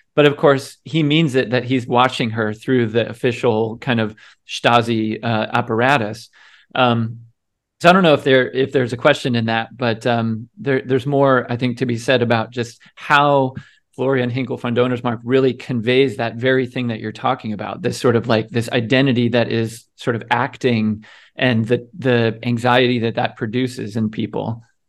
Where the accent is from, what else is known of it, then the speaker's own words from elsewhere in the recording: United States; as an American